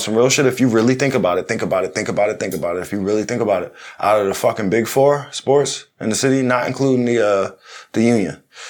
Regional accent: Philadelphia, Pennsylvania, United States; I'm from Philly.

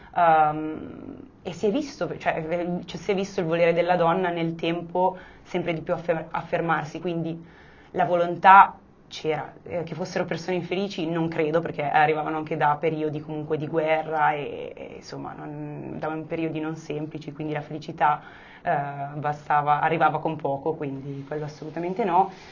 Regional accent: Monza, Lombardy, Italy; non sono milanese perché sono monzese, però comunque sono lombarda

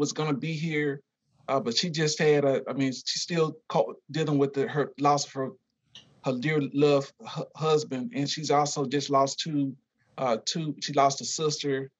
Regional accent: Louisiana, United States; moved away as an adult; now in Shawnee, United States; I'm from Louisiana, so Southern University graduate.

